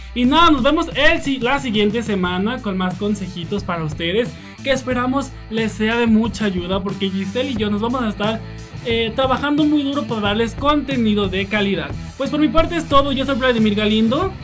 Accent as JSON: {"language": "Spanish", "country": "Mexico", "said": "Como buenos mexicanos que somos"}